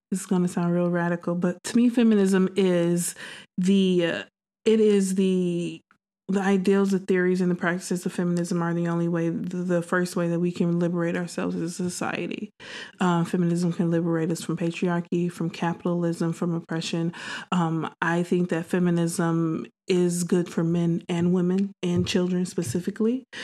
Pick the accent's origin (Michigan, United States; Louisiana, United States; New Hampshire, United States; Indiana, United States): Michigan, United States; Detroit; also born or lived in Chicago / Dallas, Texas; I'm actually from the Midwest. Um, yeah, I'm from originally from Detroit, Michigan, um, but I spent about two years in Chicago. Then I spent seven years in Dallas, Texas.